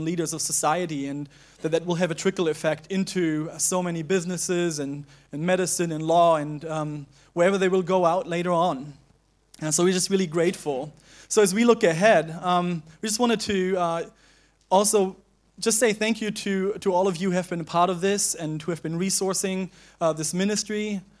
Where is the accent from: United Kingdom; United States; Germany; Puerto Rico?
Germany; now in Hong Kong; Katie came from the U.S., I came from Germany. We met here, and we got married here.